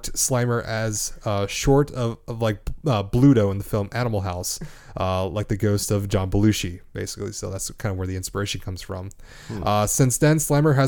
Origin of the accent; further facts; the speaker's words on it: Canada; I'm Canadian.